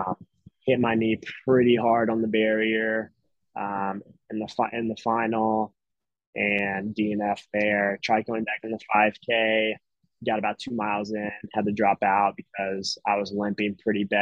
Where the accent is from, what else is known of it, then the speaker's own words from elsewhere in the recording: Tennessee, United States; now in Boston, United States; I'm from Tennessee